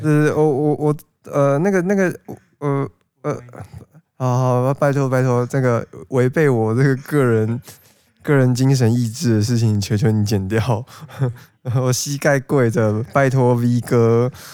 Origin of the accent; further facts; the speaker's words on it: Taipei, Taiwan; 身为身份证号是 A 的我